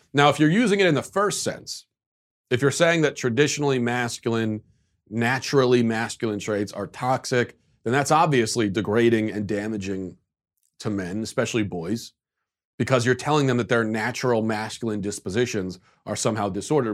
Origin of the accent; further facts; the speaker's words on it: United States; as an American